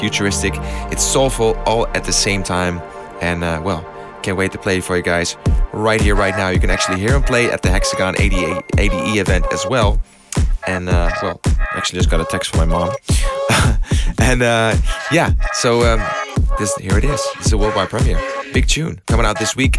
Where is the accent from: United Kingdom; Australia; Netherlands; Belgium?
Netherlands; Amsterdam, North Holland; in my hometown of Amsterdam